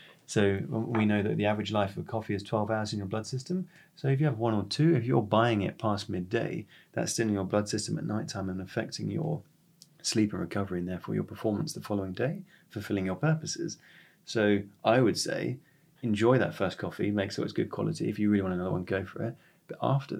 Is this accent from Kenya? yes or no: no; West Sussex, South East England, United Kingdom; now in Jersey; growing up in West Sussex